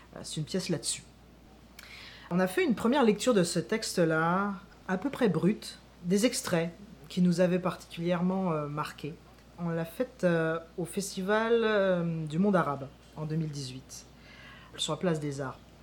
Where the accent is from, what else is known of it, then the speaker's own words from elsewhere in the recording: France; moved away as an adult; now in Quebec, Canada; je quitte la France où je suis né pour partir au Québec